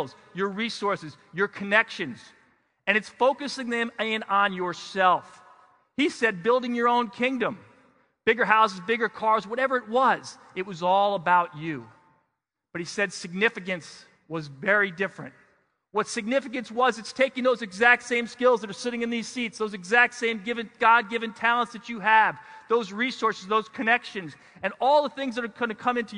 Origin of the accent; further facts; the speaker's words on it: New York City, New York, United States; I grew up in New York City